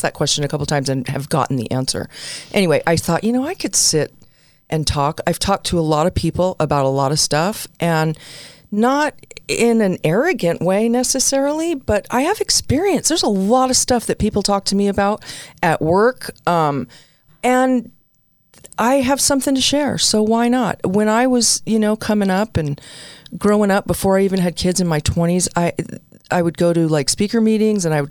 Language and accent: English; New York City, New York, United States; moved away; also born or lived in New Jersey; I'm an Italian-American girl. I was born in the Bronx, raised a little bit in Jersey